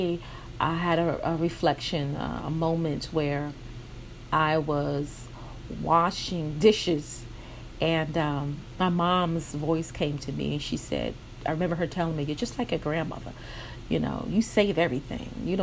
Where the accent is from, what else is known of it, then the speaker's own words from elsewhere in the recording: New York City, New York, United States; I grew up in New York City, Brooklyn, New York to be exact